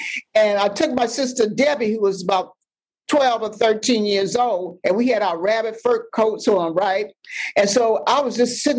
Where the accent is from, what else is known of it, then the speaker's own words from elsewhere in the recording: Washington, District of Columbia, United States; I'm from Washington, D.C.